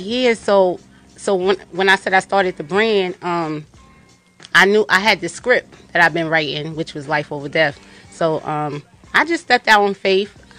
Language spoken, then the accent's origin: English; Yonkers, New York, United States; I'm from Yonkers, New York.